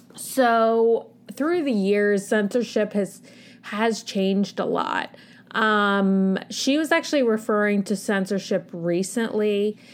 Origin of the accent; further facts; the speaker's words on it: United States; as an American society